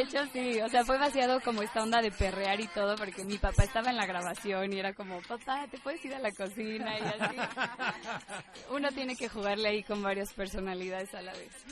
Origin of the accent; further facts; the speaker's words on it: State of Mexico, Mexico; soy del Estado de México